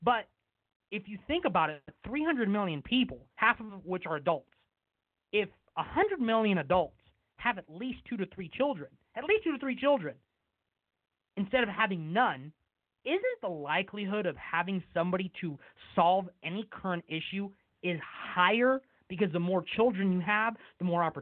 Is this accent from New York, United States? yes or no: no; West Sacramento, California, United States; here in my hometown of West Sacramento